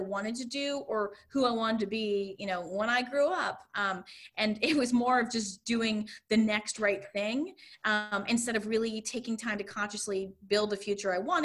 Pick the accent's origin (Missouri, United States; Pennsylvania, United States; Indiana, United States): Pennsylvania, United States; a suburb outside Philadelphia; also born or lived in New York City; now in Connecticut, United States; I grew up in a suburb outside Philadelphia